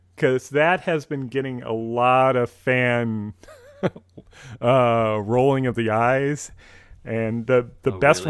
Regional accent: Minnesota, United States; accent: Minnesotan; I have the great Minnesotan accent

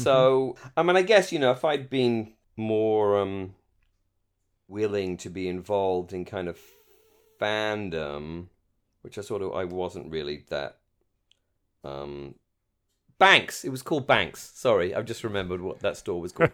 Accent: United Kingdom; moved away; as a British fan

